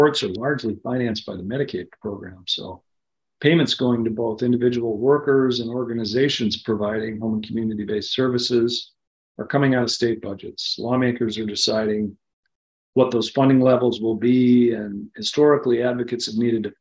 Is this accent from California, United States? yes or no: no; Minnesota, United States; moved away; I was in my home state of Minnesota over the holidays